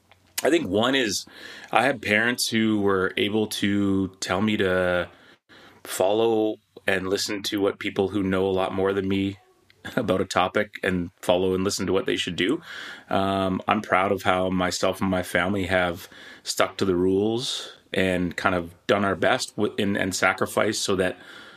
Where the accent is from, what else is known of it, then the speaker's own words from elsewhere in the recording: British Columbia, Canada; I was born in Penticton, then Victoria, and then the Lower Mainland.